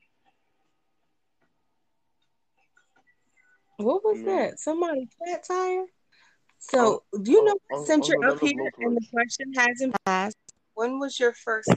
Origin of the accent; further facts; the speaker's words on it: Washington, District of Columbia, United States; I'm from D.C.